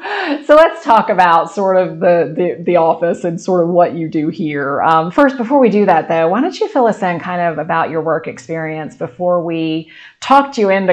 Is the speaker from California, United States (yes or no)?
no; Sussex County, Delaware, United States; moved away as an adult; I grew up in Sussex County too, and couldn't wait to leave when I was young. And then once I left, couldn't wait to come back. So yeah, I think we should be proud of being Sussex County girls.